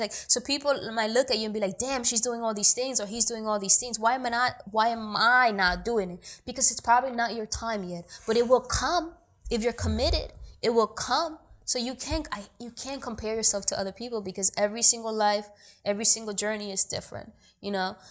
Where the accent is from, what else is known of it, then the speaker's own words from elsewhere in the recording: New York City, New York, United States; also born or lived in Dominican Republic; I was born in Dominican Republic, but I grew up in New York